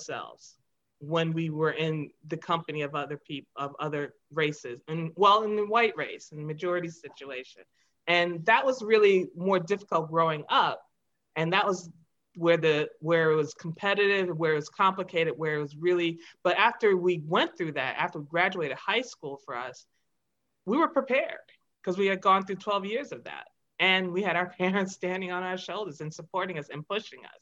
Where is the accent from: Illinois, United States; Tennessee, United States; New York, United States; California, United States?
New York, United States; Long Island, Suffolk County; we grew up in Long Island, Suffolk County